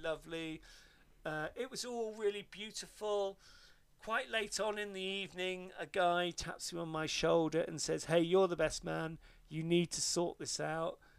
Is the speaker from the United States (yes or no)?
no; Devon, South West England, United Kingdom; Where I grew up in Devon